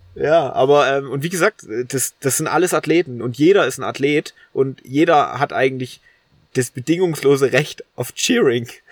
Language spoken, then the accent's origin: German; Holzau, Saxony, Germany; accent: Ossi; now in Dresden, Germany; ich bin zu meiner Oma gelaufen, also in meinen in mein Heimatort